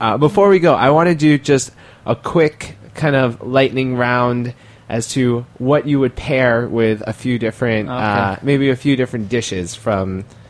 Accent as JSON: {"language": "English", "town": "New York City", "region": "New York", "country": "United States", "tie": "born or raised there", "said": "I grew up in Forest Hills."}